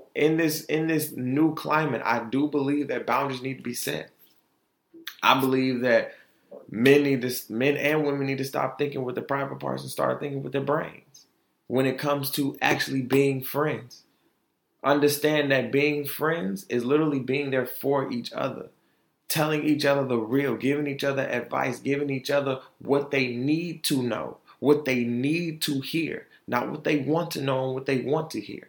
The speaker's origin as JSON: {"language": "English", "town": "Detroit", "region": "Michigan", "country": "United States", "tie": "born or raised there", "also_born_or_lived": "Altamonte Springs, Florida", "lives_now": "Grand Rapids, United States", "said": "Detroit is where I was raised, and Grand Rapids is where I am getting molded."}